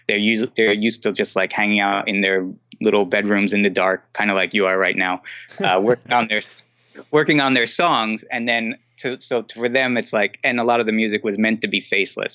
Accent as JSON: {"language": "English", "region": "New Jersey", "country": "United States", "also_born_or_lived": "New York", "moved": "as an adult", "lives_now": "Brooklyn, New York, United States", "said": "I'm from New Jersey."}